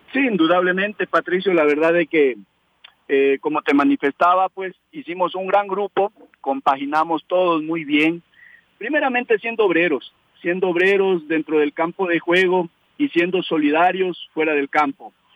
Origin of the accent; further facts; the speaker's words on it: Ecuador; entrenador ecuatoriano